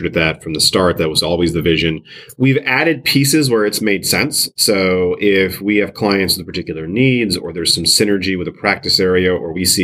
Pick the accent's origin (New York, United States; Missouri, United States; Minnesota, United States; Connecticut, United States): New York, United States; the Adirondacks; now in Buffalo, United States; I'm originally from the Adirondacks in New York State, which is sort of on the uppermost part of New York State